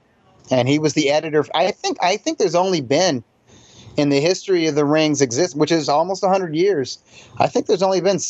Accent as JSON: {"language": "English", "town": "Columbus", "region": "Ohio", "country": "United States", "tie": "born or raised there", "also_born_or_lived": "Springfield, Missouri", "said": "No, actually, so the 70s was in Columbus, Ohio."}